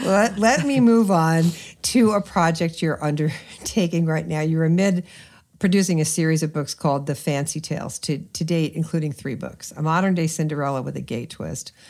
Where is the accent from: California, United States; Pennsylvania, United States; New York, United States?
New York, United States; New York City; I grew up in New York City